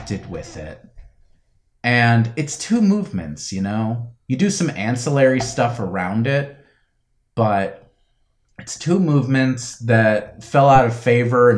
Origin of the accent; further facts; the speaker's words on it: Florida, United States; I grew up in Florida, which is the only state where weightlifting is a varsity sport